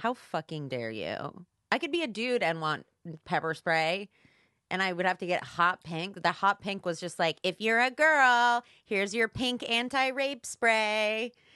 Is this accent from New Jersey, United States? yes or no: yes; New Jersey, United States; moved away as an adult; also born or lived in Chicago; now in Los Angeles, United States; I grew up in New Jersey. I was there till I was eighteen.